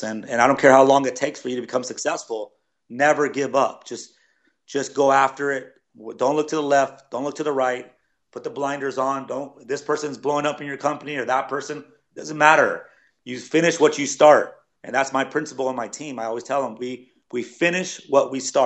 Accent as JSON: {"language": "English", "town": "Los Angeles", "region": "California", "country": "United States", "also_born_or_lived": "Denver", "moved": "yes", "said": "I'm from Los Angeles"}